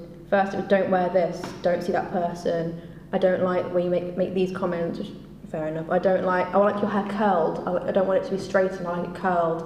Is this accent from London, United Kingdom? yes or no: no; Leicester, East Midlands, United Kingdom; I'm a poet from Leicester